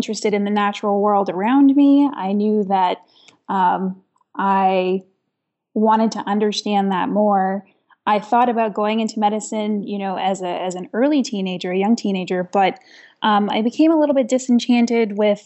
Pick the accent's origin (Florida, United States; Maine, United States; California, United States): Maine, United States; Aroostook County; also born or lived in Toronto; now in Arundel, United States; I grew up in Aroostook County. And for those of you that aren't familiar with Aroostook County, it is probably one of the more remote parts of the state of Maine